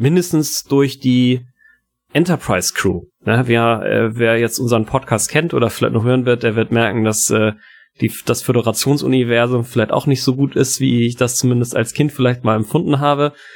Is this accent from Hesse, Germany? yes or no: no; Hamburg, Germany; ich bin in Hamburg-Poppenbüttel aufgewachsen